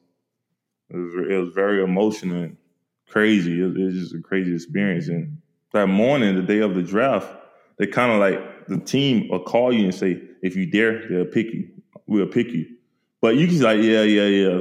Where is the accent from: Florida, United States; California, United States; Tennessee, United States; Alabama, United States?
Florida, United States; St. Petersburg; I'm a kid from St. Petersburg, Florida, that we known for drugs and murders